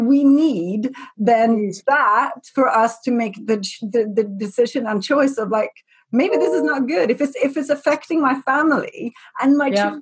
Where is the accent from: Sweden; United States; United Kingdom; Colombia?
Sweden; I'm from Sweden